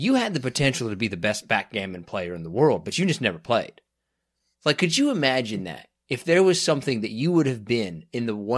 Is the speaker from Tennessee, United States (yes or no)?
no; Derby, Kansas, United States; moved away; I was raised in Derby, Kansas